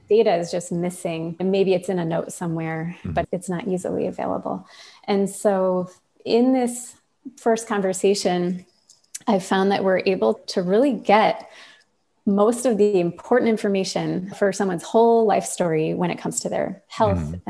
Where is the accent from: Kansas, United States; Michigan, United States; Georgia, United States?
Michigan, United States; now in Burlington, United States; I'm from Michigan